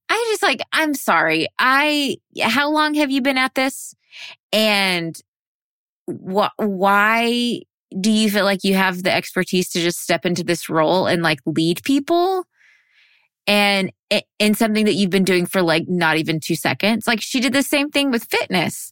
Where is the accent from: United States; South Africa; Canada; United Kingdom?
United States; Texas; I'm from Texas. I was born and raised in Texas